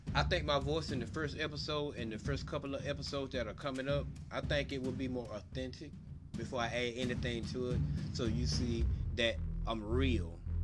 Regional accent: Albany, Georgia, United States; now in Austin, United States; I'm originally from Albany, Georgia, but right now I live in Austin, Texas

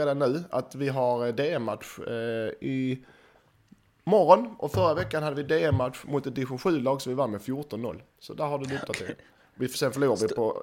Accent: Skåne, Sweden; jag är skåning

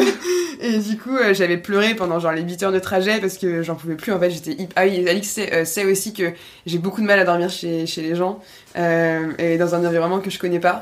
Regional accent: Nantes, Pays de la Loire, France; moved away as an adult; also born or lived in Paris; on vient de Nantes, du coup, à la base

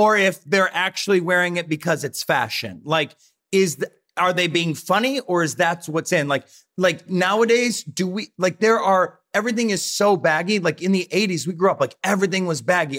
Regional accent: Rossford, Ohio, United States; moved away; I grew up in Rossford, Ohio

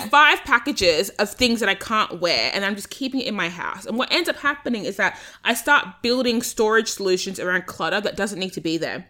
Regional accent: Australia; I'm Australian

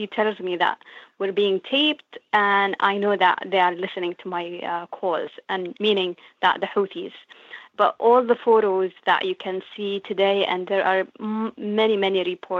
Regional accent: Sana'a, Amanat Al Asimah, Yemen; moved away; for me growing up in Sana'a

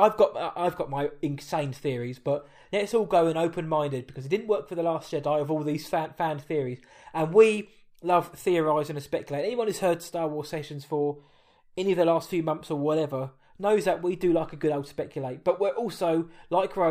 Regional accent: Essex, East of England, United Kingdom; because I am from the United Kingdom, I'm from England, and we're from Essex.

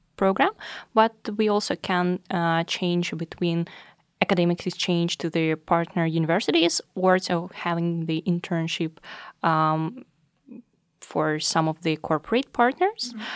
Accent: Russia; moved away as an adult; now in Norway; I'm from Russia.

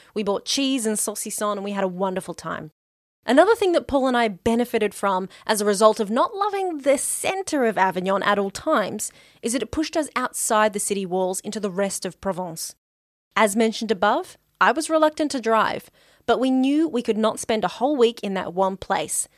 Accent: Melbourne, Victoria, Australia

